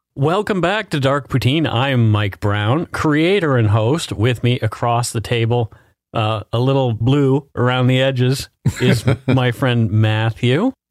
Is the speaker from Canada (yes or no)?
yes; Canada; We are ordinary Canadian schmucks